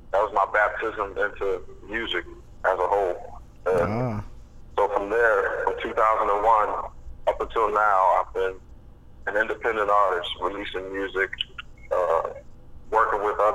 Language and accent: English; Philadelphia, Pennsylvania, United States; moved away as an adult; also born or lived in Montana; I grew up in Philadelphia. I was born and raised in Philadelphia for the first 20 years of my life.